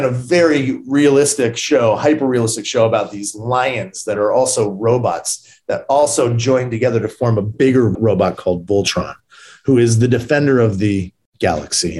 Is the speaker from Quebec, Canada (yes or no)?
no; Brampton, Ontario, Canada; moved away as an adult; also born or lived in Maple Ridge, British Columbia; now in Los Angeles, United States; I grew up in Brampton, Ontario. And then I moved from there to Vancouver, like a suburb of Vancouver called Maple Ridge when I was 13.